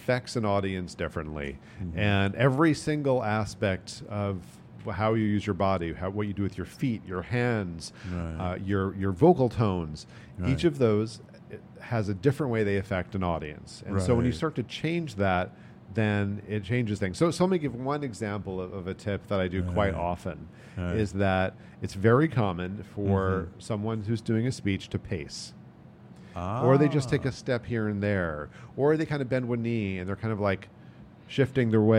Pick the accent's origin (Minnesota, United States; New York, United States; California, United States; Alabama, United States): New York, United States; moved away; I am originally New Yorker